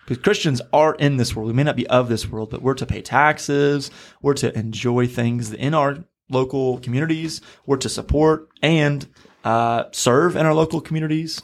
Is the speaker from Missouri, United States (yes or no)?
yes; Missouri, United States; now in Florida, United States; I'm from Missouri. I've had to get used to alligators here in, uh, Florida